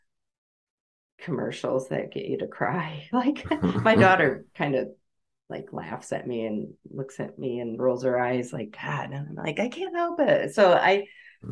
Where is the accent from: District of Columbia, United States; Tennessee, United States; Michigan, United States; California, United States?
Michigan, United States; I grew up in Michigan, love the Great Lakes